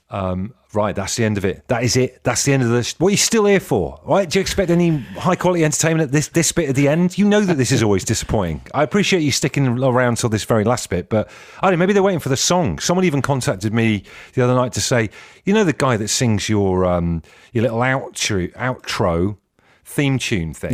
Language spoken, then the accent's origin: English; Ellesmere Port, North West England, United Kingdom; I was born in Ellesmere Port, uh, so I hail from the north